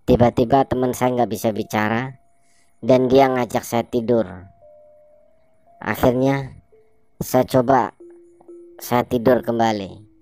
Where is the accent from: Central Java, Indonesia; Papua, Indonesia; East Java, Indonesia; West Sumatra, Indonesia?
Central Java, Indonesia; Brebes; setelah itu saya balik ke kampung saya di Brebes.